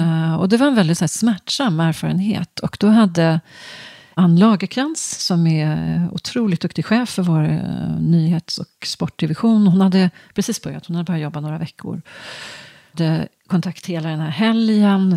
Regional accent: just outside Stockholm, Stockholm County, Sweden; also born or lived in Ydre, Östergötland (summers); jag är uppvuxen strax utanför Stockholm

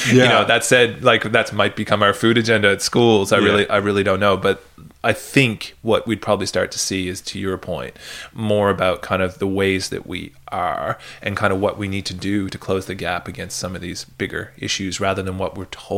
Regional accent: Canada; also born or lived in United Kingdom; Whereas that's not my experience of growing up in Canada or in the UK.

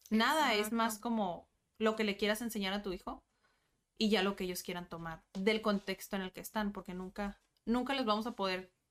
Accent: Tijuana, Baja California, Mexico; Sí, soy de Tijuana.

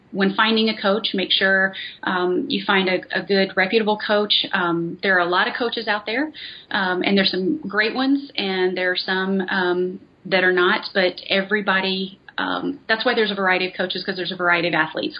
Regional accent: North Carolina, United States; moved away as an adult; now in Las Vegas, United States; I'm from North Carolina

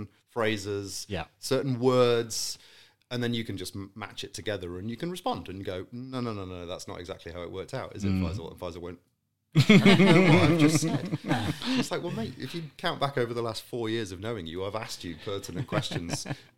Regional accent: Saudi Arabia; also born or lived in Qatar / Malaysia; now in United Kingdom; So I was born and raised in Saudi. I spent a lot of time in Qatar subsequent to that and then Malaysia and then came back to the UK.

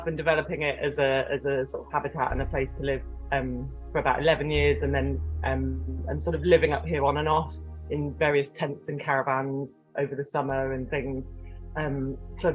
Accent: Cornwall, South West England, United Kingdom; also born or lived in France; growing up in Cornwall, we spent a lot of time on the beach

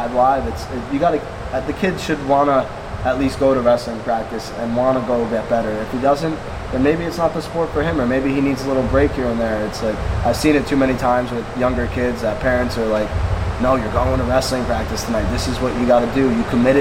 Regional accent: South Plainfield, New Jersey, United States; growing up in South Plainfield

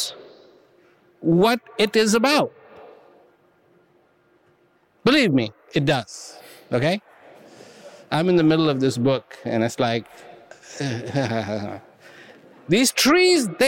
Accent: India; I was born in India

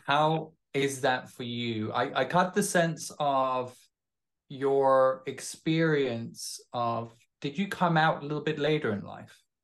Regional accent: Denmark; moved away

